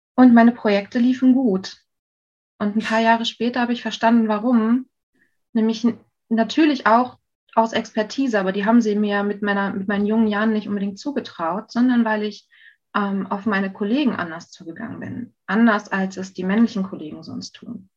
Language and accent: German; North Rhine-Westphalia, Germany; also born or lived in Saxony; now in Berlin, Germany; meine Familie ist 92 nach NRW gezogen